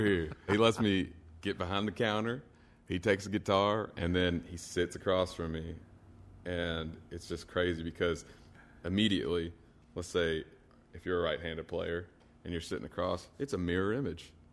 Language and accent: English; Stanford, Kentucky, United States; also born or lived in Nashville, Tennessee; I grew up in Stanford, probably about 40 minutes west, and I still live in just right outside of Stanford right now.